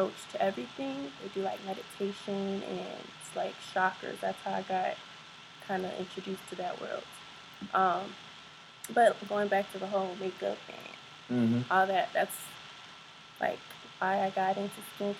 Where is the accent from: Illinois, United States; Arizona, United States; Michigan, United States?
Illinois, United States; Carol Stream; I'm from Carroll Stream.